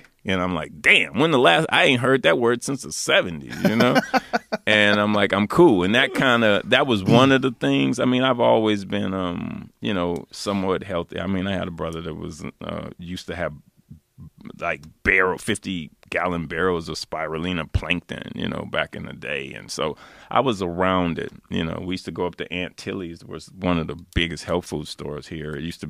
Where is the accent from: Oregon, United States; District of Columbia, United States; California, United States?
California, United States; Los Angeles; And I grew up in South Central. There was really nowhere to plant.